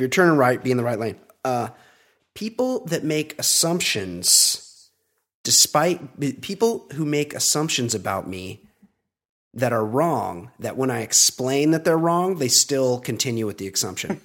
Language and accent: English; California, United States; I'm a California guy